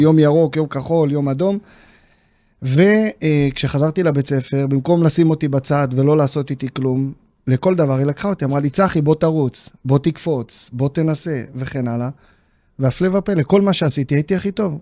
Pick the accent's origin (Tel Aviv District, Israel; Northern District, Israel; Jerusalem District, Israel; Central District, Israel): Central District, Israel; Neve Monosson; ביישוב נווה מונוסון, איפה שגדלתי